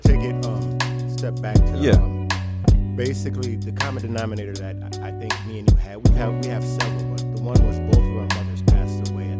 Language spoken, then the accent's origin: English; Minneapolis, Minnesota, United States; moved away as an adult; Born and raised in North Minneapolis.